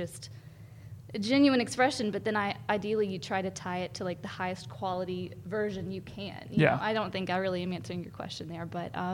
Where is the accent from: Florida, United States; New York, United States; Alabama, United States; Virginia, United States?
Alabama, United States; Athens; now in Huntsville, United States; I grew up in Athens, Alabama.